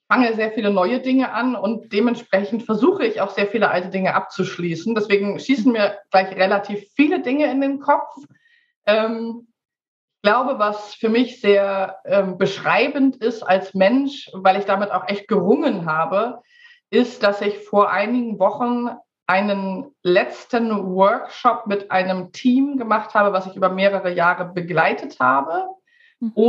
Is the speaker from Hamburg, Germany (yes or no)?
yes; Hamburg, Germany; now in Sweden; ich bin Hamburger Dern, ähm, aber seit einem Jahr lebe ich in Schweden.